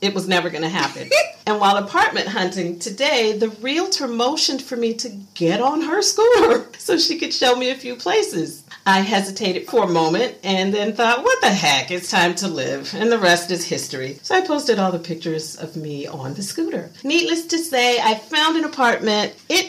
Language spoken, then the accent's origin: English; Miami, Florida, United States; moved away as an adult; now in Shanghai, China; I'm from Florida. Miami.